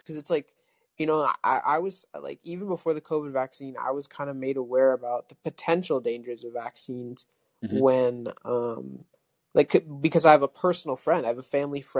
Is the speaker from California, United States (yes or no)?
yes; California, United States; moved away as an adult; now in Texas, United States; I'm from California, but I just moved to Texas